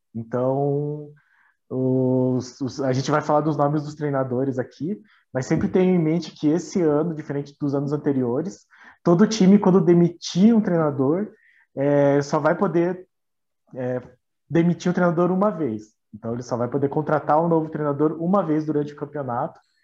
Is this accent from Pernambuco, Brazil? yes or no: no; Paraná, Brazil; nós somos aqui do Paraná